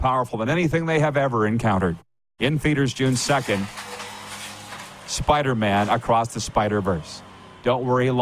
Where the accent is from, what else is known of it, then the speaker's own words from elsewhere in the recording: Regina, Saskatchewan, Canada; I'm from Regina